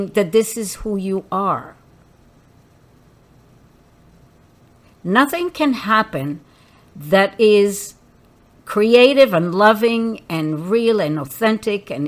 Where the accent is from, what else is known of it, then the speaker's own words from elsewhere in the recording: Israel; I grew up in Israel when Israel was just starting as a country